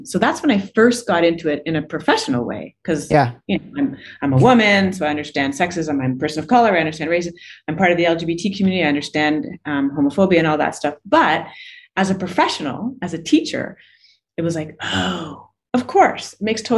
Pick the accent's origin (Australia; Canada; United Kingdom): Canada; also born or lived in Toronto / Barbados; I'm Canadian. I usually live in Toronto, but I'm in the process of relocating with my 9-year-old daughter to Barbados